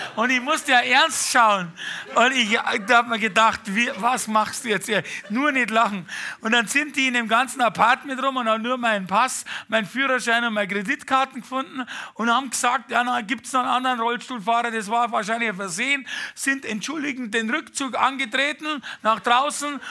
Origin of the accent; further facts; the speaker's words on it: Bavaria, Germany; also born or lived in Munich / Fürstenfeldbruck; wie man so als Bayer halt mal ist